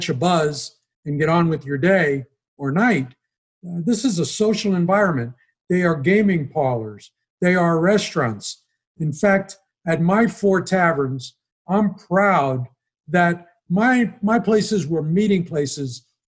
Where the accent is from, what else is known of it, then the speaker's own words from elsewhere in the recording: New York City, New York, United States; moved away as an adult; now in Las Vegas, United States; growing up in Brooklyn as a teenager